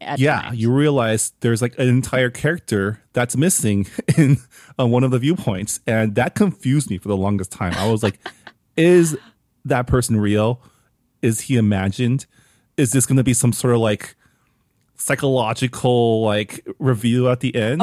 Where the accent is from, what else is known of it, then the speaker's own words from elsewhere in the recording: Canada; now in United States; as a Canadian